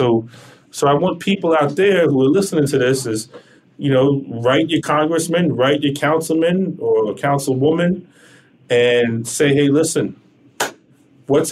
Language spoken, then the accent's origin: English; United States; me as an American